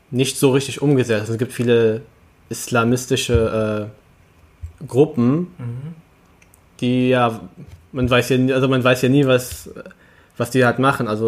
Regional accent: Berlin, Germany; born there; ich bin in Berlin geboren, aber meine Familie, äh, meine Eltern sind nicht in Berlin geboren, die sind nämlich in Libyen geboren.

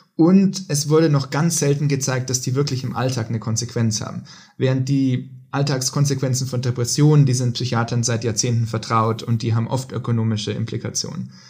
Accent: Hof, Bavaria, Germany; moved away as an adult; also born or lived in Oxford, United Kingdom / Boston, United States / Princeton, United States; now in Stockholm, Sweden; Ich komme ursprünglich aus Hof in Bayern

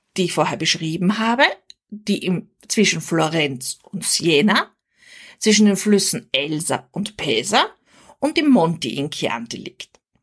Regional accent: Austria; Als Österreicherin

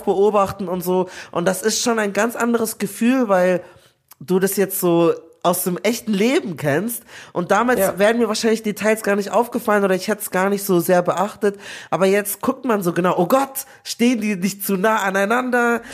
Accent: Nigeria; ich bin auch Nigerianer

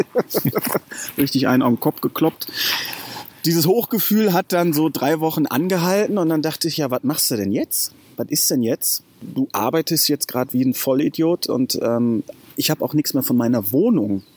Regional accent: Lünen, North Rhine-Westphalia, Germany; komme aus dem Ruhrpott, ähm, Lünen bei Dortmund. Da bin ich aufgewachsen

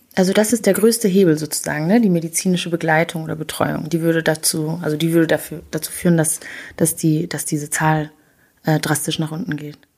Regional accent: Rwanda; moved away; ich bin in Rwanda aufgewachsen

